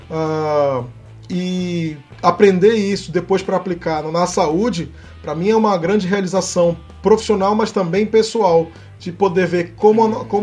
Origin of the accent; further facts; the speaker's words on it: Amazon, Brazil; fizeram assim bastante perguntas, né, sobre a, sobre a, de onde eu vim, né, da Amazônia e tudo.